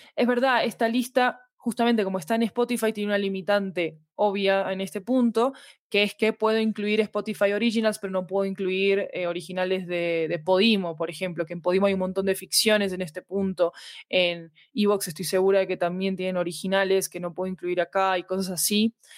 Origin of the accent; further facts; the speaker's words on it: Argentina; moved away as an adult; now in Colombia; soy argentina, vivo en Colombia desde hace 10 años